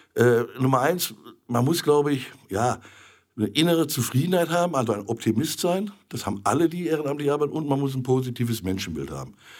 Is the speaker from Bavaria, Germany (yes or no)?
no; Essen, North Rhine-Westphalia, Germany; also born or lived in Mainz; Dort bin ich dann auch 57 geboren worden. Und an meinem achten Geburtstag, ich weiß genau, ich durfte nämlich beim lkw umzusagen vorne mitfahren, sind wir nach Essen zurückgekommen. Also weit über 50 Jahre in Essen-Holsterhausen.